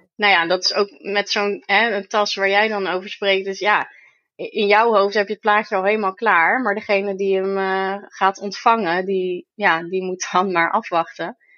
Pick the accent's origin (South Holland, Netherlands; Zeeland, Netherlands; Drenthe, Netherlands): South Holland, Netherlands; Vlaardingen; in mijn geboortestad